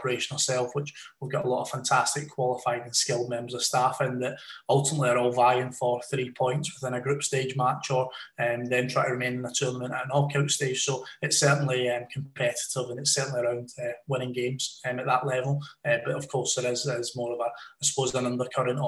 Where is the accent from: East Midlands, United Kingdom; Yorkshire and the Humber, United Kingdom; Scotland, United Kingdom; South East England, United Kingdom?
Scotland, United Kingdom; moved away; also born or lived in Lancashire; as a Scotsman